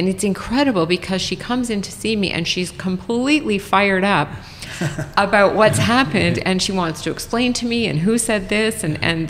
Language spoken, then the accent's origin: English; Saskatchewan, Canada; I'm from Saskatchewan, so curling